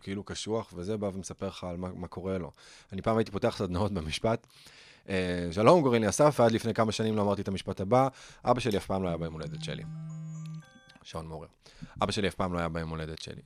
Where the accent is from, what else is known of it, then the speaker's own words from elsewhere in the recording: Herzliya, Tel Aviv District, Israel; גדלתי בהרצליה